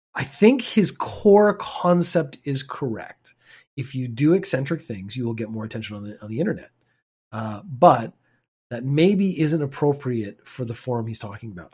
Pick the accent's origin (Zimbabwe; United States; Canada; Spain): Canada; moved away; I'm a Canadian.